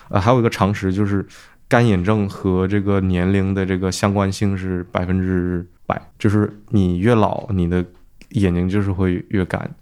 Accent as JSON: {"language": "Chinese", "country": "China", "moved": "yes", "lives_now": "United Kingdom", "said": "我们中国人、东亚人本来就很容易近视"}